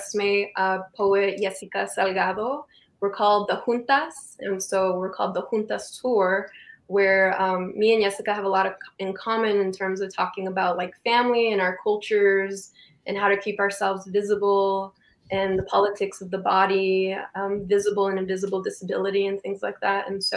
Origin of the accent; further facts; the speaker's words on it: Calexico, California, United States; also born or lived in San Diego; I moved out of my hometown, which is Calexico, and I moved up to San Diego